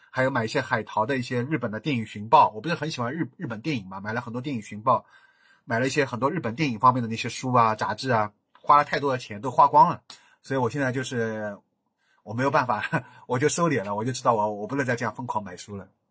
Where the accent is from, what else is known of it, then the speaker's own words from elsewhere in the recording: Shanghai, China; accent: Shanghainese; 我是个好洋洋讲上海话，我已经没人给我讲上海话了